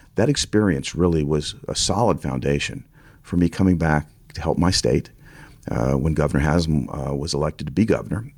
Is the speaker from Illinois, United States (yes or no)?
no; Gallatin, Tennessee, United States; born or raised there; also born or lived in Kentucky